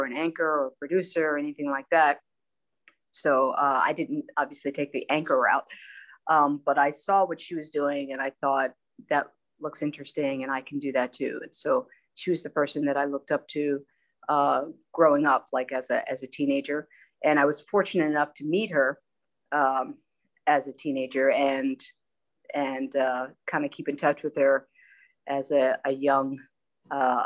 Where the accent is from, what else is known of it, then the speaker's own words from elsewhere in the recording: King of Prussia, Pennsylvania, United States; moved away as an adult; also born or lived in Baltimore / Los Angeles; I was born and raised in King of Prussia, Pennsylvania